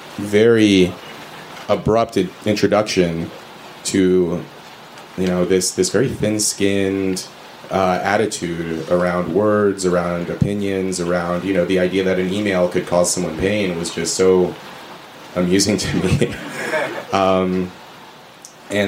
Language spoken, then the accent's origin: English; Red Bluff, California, United States; moved away as an adult; growing up in Red Bluff